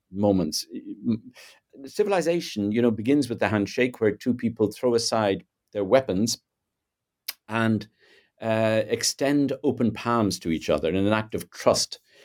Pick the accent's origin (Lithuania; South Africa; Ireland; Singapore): Ireland; I'm Irish, uh, born in Southern Ireland in, uh, the nineteen fifties. Um, grew up in a pretty conservative, you know, sort of Catholic, uh, nationalist culture